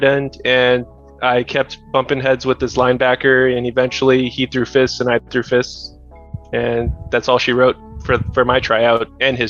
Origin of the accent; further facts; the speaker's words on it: Chicago, Illinois, United States; now in Orlando, United States; I am 32. I live in Orlando, Florida, but I'm originally from Chicago, Illinois.